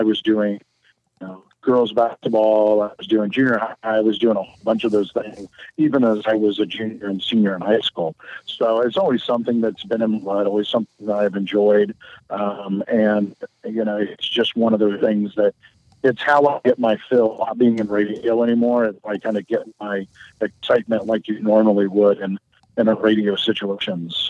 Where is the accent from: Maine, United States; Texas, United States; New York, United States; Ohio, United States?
Ohio, United States; Pleasant Hill; also born or lived in Ashland, Ohio / Fairborn, Ohio; I grew up in a small town near Troy, Ohio, Pleasant Hill